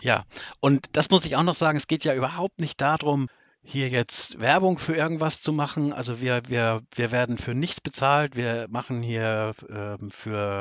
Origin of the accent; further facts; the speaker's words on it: Northern Germany, Germany; ich komme aus Norddeutschland. Das kann man, glaube ich, an meiner Stimme auch schon ganz schnell erkennen.